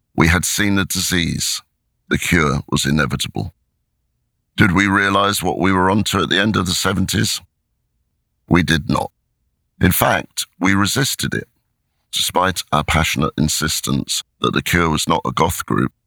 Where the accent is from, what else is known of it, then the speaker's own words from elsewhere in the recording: Crawley, South East England, United Kingdom; I am in a darkened bedroom in my hometown of Crawley